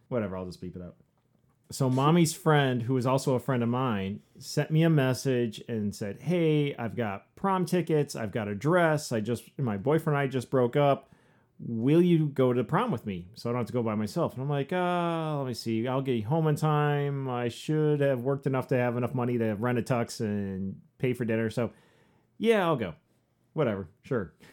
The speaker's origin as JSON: {"language": "English", "region": "Southwest Michigan", "country": "United States", "tie": "born or raised there", "also_born_or_lived": "Upper Peninsula, Michigan", "said": "I grew up here. I grew up in Southwest Michigan, uh, born and raised"}